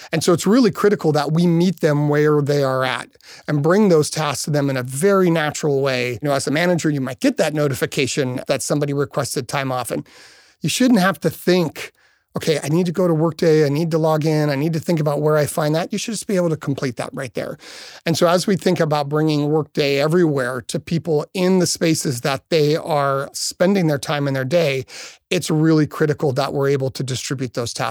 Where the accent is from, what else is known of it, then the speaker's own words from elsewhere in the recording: California, United States; I grew up in Southern California, but I love anything that I can stand sideways on.